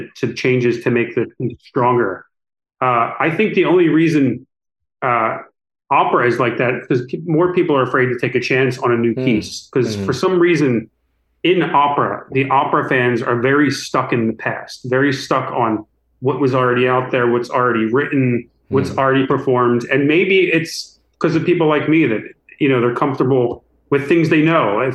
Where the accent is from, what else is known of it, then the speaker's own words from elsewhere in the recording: United States; I wasn't comfortable as an American musician with languages. I come from a family that speaks one language